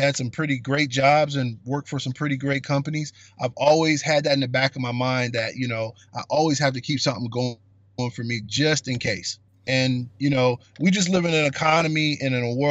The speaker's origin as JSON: {"language": "English", "region": "Indiana", "country": "United States", "tie": "born or raised there", "also_born_or_lived": "Nebraska", "said": "I grew up in Indiana, the great state of Indiana. I'm a Hoosier at heart."}